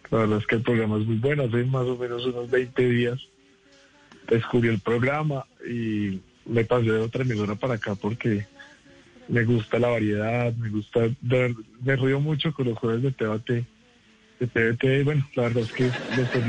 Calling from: Armenia, Quindío, Colombia; de Armenia.

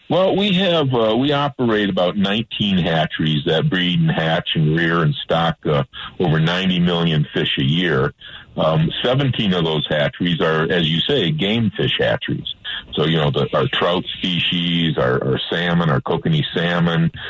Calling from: Alamosa, Colorado, United States; I'm calling from uh, Colorado's beautiful San Luis Valley, uh, Alamosa, Colorado.

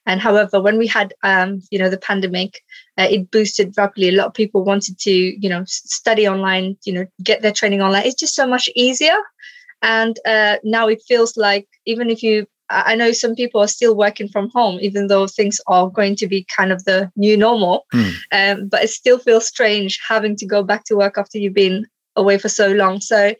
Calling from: Stevenage, East of England, United Kingdom; So in the UK, I'm in Stevenage.

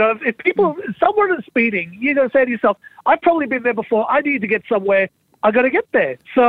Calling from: Brisbane, Queensland, Australia

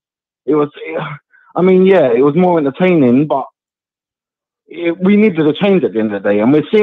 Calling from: Epsom, South East England, United Kingdom; moved away; I'm calling from Epsom, mate.

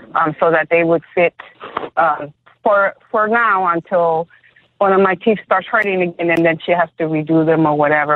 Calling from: Decatur, Georgia, United States; I am calling you from Decatur, Georgia

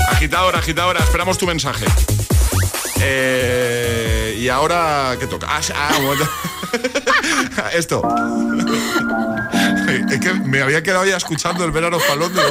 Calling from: The Hague, South Holland, Netherlands; la de Holanda, en La Haya.

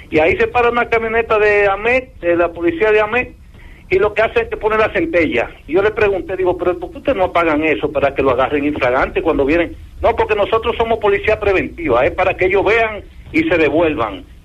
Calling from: New York, United States; de Nueva York.

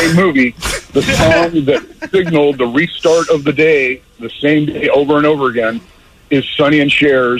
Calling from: Mission Viejo, California, United States; Mission Viejo. I've called you guys before.

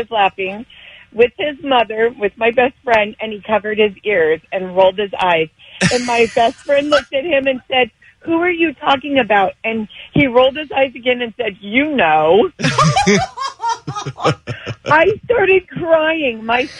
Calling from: Long Beach, California, United States; I'm calling from Long Beach, California.

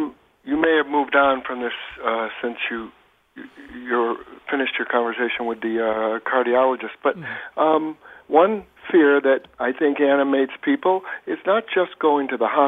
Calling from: Boston, Massachusetts, United States; I'm calling from Boston

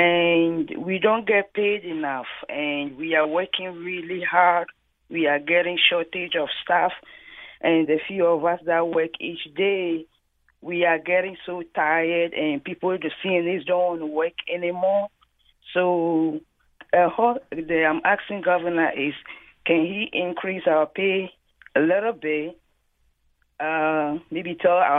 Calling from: Danbury, Connecticut, United States; I'm calling from Danbury, and I work as a CNA

